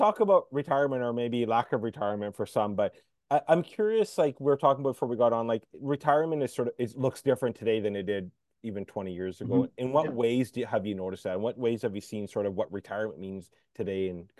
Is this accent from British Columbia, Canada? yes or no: yes; Kamloops, British Columbia, Canada; so I was born and raised in Kamloops.